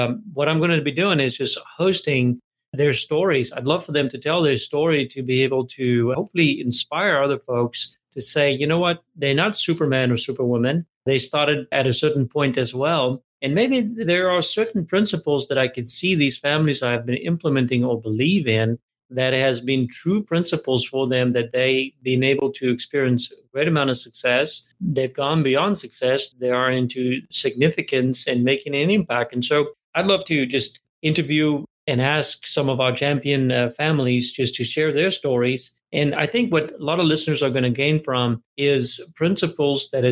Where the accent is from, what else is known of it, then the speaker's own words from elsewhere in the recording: South Africa; moved away as an adult; now in United States; I'm originally South African, and I came to America when I was 23 years old